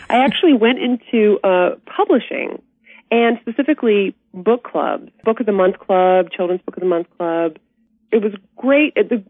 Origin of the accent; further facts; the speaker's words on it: Birmingham, Alabama, United States; moved away as an adult; also born or lived in Atlanta, Georgia / New York City; I was born in Atlanta, Georgia, and raised in Birmingham, Alabama. But I went to New York City on a dance scholarship when I was 18.